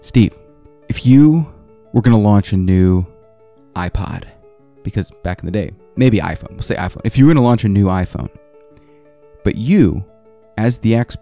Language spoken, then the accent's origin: English; South Korea; moved away; I grew up in Korea